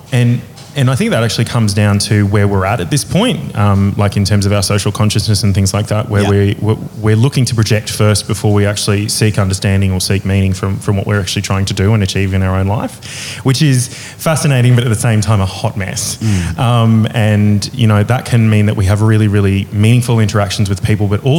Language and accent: English; Middlemount, Queensland, Australia; now in Brisbane, Australia; I'm originally from this tiny little town called Middlemount, mm-hmm. which is... sort of out near Emerald in central Queensland